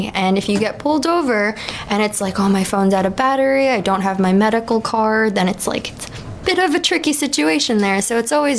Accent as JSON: {"language": "English", "region": "New York", "country": "United States", "moved": "yes", "lives_now": "Maui, United States", "said": "New York. Same as Mike. I do work at a dispensary here in Hawaii, on Maui specifically."}